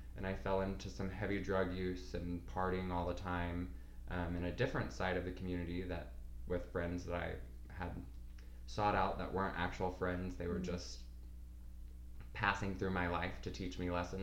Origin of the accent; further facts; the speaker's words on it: Oklahoma, United States; I was born and raised in Oklahoma